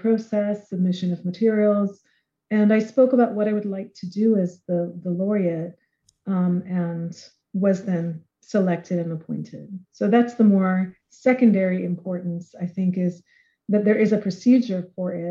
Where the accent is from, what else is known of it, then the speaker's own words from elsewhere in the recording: Jamaica; I'm from Jamaica. I am myself a mixed race Jamaican of African as well as European descent